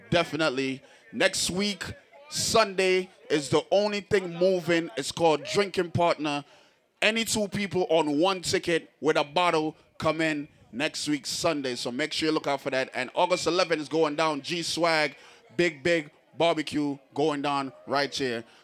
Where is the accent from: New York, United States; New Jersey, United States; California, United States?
New Jersey, United States; I'm from Jersey, that's why we say it.